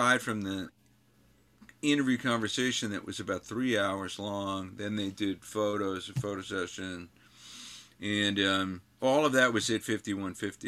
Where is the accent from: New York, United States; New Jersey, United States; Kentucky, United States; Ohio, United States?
New York, United States; I'm from New York